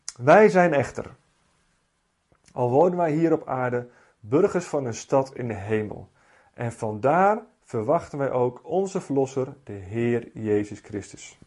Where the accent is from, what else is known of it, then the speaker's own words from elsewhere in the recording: Netherlands; Ik ben Nederlander, ik heb een Nederlands paspoort